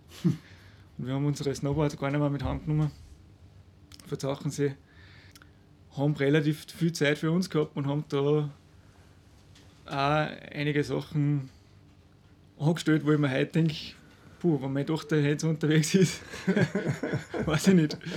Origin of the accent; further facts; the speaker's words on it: Salzburg, Austria; Ich bin aus dem Innengebirg.